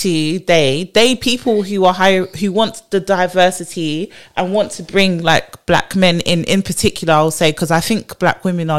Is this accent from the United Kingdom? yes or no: yes; London, United Kingdom; We're in London, but I tend to be like one of very few Londoners.